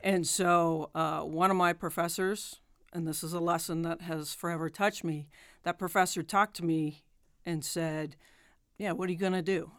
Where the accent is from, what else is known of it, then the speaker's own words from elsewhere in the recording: Boulder, Colorado, United States; moved away; I grew up in Boulder, Colorado